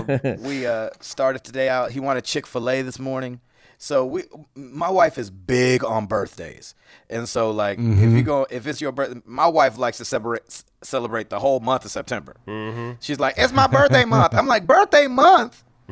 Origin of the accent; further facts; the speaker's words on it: United States; Ooh, we're American.